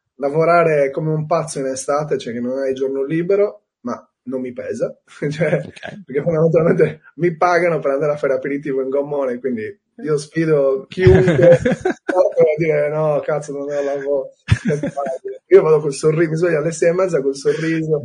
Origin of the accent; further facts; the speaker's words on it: Cagliari, Sardinia, Italy; Io sono di Cagliari, eh, quindi nato a Cagliari, vissuto a Cagliari e spero di morire a Cagliari